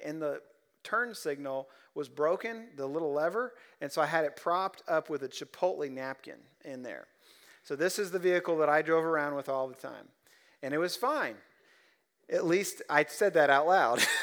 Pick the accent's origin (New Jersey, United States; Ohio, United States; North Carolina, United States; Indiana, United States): Ohio, United States; now in Central Kentucky, United States; I'm just a hick from Ohio